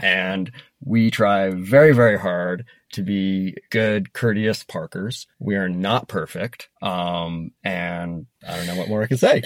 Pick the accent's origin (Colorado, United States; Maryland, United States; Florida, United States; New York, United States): Colorado, United States; Denver; when I was a kid growing up in Denver